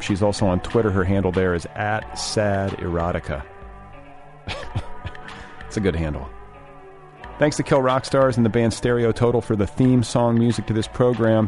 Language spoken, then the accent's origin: English; Indiana, United States; I was raised in Indiana